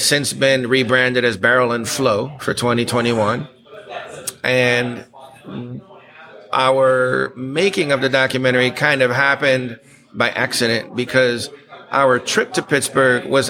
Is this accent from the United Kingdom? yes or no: no; Aruba; also born or lived in Texas; now in United States; me born in Texas, raised mostly in Aruba.